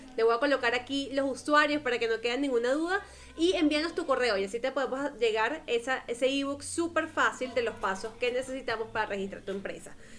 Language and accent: Spanish; Venezuela; now in Colombia; yo soy venezolana